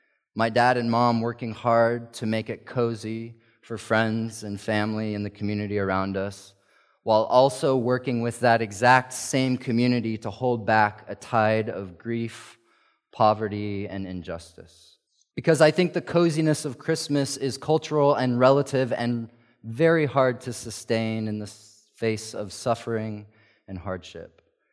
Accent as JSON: {"language": "English", "country": "South Africa", "tie": "born or raised there", "said": "Growing up in South Africa, where my sister and I grew up, this was a time of year that was always the opposite of cozy."}